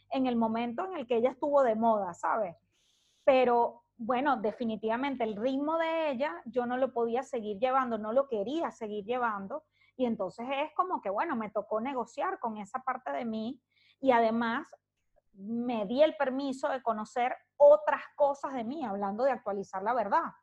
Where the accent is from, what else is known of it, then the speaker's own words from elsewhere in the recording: Caracas, Capital District, Venezuela; now in Santiago, Chile; Hoy salí de Caracas hoy hace un año y once meses.